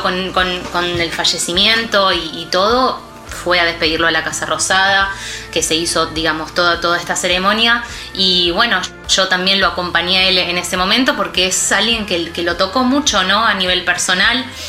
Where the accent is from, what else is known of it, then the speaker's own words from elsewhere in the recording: Argentina; lo que somos los argentinos